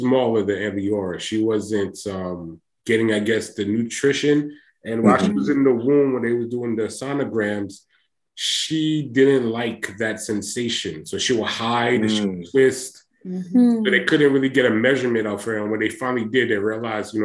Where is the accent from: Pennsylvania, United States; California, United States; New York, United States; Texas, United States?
New York, United States; Long Island; moved away as an adult; also born or lived in Queens, New York; now in Georgia, United States; I was born in Queens, raised in Long Island, and then moved back to Queens when I graduated high school